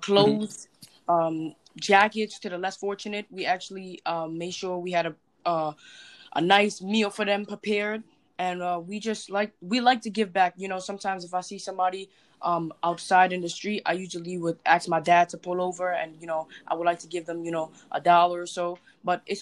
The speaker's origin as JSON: {"language": "English", "town": "New York City", "region": "New York", "country": "United States", "said": "I'm from the Bronx, New York"}